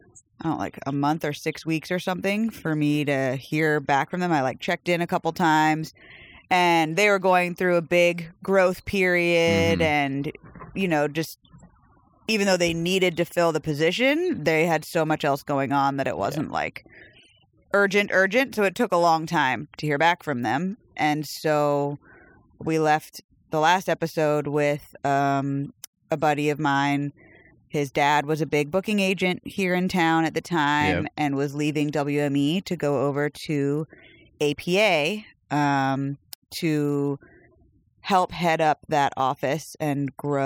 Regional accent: South Carolina, United States; also born or lived in Arizona / Massachusetts / New York; now in Tennessee, United States; No, I was in South Carolina. I was born in North Carolina.

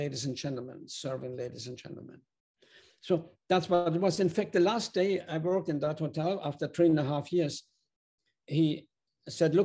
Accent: Germany; English is a second language; moved away as an adult; now in United States; I'm actually originally from Germany, a small town in Germany. I came to the US in 1964.

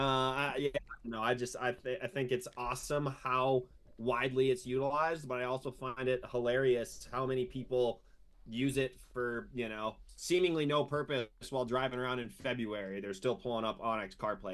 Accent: Wisconsin, United States; moved away as an adult; also born or lived in Ames, Iowa; I was from Wisconsin

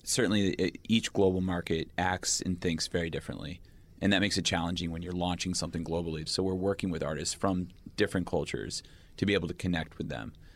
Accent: United States; I'm an American

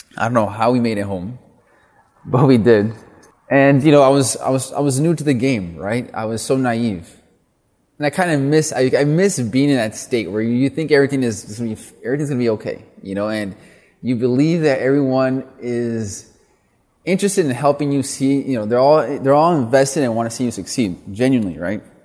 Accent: Milwaukee, Wisconsin, United States; also born or lived in East Coast; I'm originally from Milwaukee, Wisconsin. I'm first generation Mexican American. My parents come from a small farming community, uh, in the state of Jalisco. And, uh, you know, grew up in Milwaukee

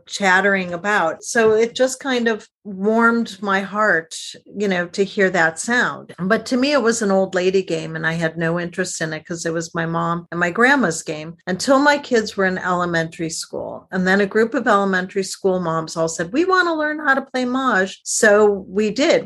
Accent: outside of Detroit, Michigan, United States; I grew up outside of Detroit

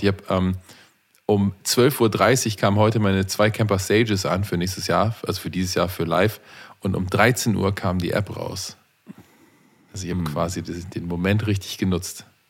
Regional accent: Canada; ich bin ja auch Kanadier

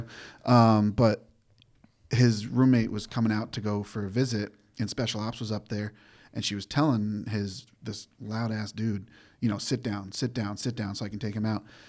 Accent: Granby, Massachusetts, United States; moved away; from Granby, Massachusetts, small horse town.

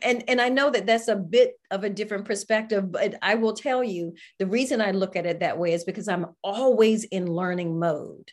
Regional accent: Greensboro, North Carolina, United States; Greensboro, North Carolina

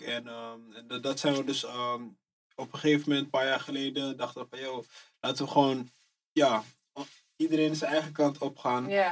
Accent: Amsterdam, North Holland, Netherlands; Ik kom uit Amsterdam Oost, Eastside, buurt.

